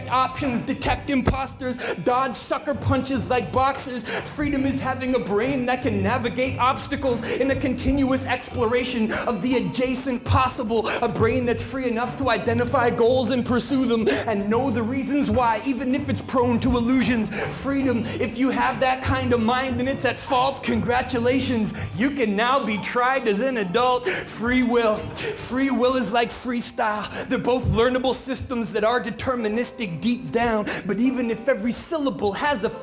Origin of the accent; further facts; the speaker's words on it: British Columbia, Canada; moved away; I did some university studies where I come from, British Columbia.